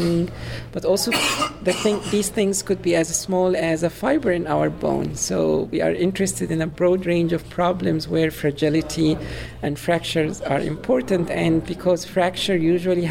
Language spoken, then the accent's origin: English; Cairo, Cairo Governorate, Egypt; moved away as an adult; also born or lived in Illinois, United States; now in Urbana-Champaign, United States; I am from Egypt, Cairo specifically, and I came to the U.S. for my PhD